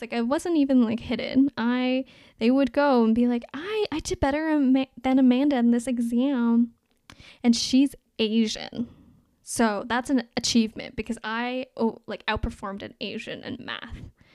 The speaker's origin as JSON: {"language": "English", "town": "Toronto", "region": "Ontario", "country": "Canada", "tie": "born or raised there", "also_born_or_lived": "Anhui, China", "said": "I was brought to Canada in nineteen ninety-seven, and I grew up in North York"}